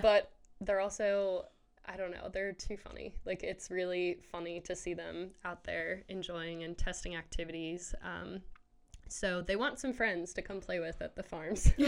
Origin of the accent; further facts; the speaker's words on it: Maryland, United States; moved away as an adult; now in Waco, United States; we're originally from Maryland